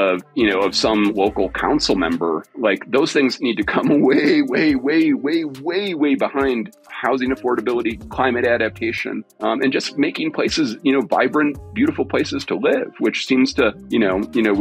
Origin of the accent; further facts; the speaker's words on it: United States; I'm from the suburbs. Okay, I'm from America